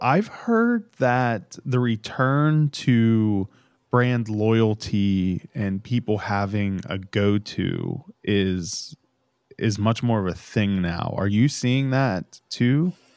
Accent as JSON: {"language": "English", "town": "Pittsburgh", "region": "Pennsylvania", "country": "United States", "tie": "born or raised there", "said": "I grew up in Pittsburgh"}